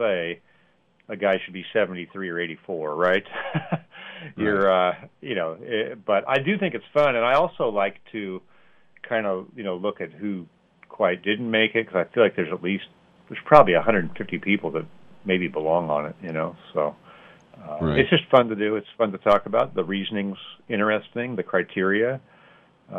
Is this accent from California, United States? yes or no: yes; Sacramento, California, United States; moved away; also born or lived in Washington State; I grew up in the Sacramento area, and then I moved away to Washington